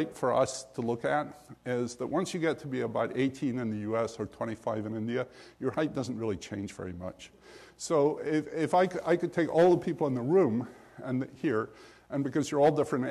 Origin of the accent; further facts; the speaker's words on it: Scotland, United Kingdom; when I grew up in Scotland in the late 40s and early 50s